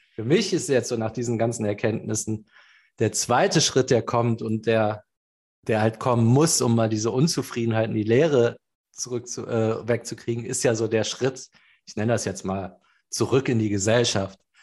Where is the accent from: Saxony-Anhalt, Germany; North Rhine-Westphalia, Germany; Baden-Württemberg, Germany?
North Rhine-Westphalia, Germany; Cologne; ich bin zurück nach Köln, da wo ich herkomme.